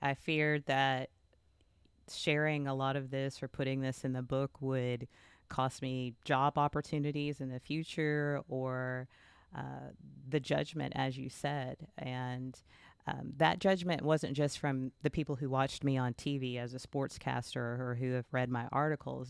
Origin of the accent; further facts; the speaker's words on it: Texas, United States; I am from the South, I'm from Texas, and I was baptized at the age of eleven, as many children in this area are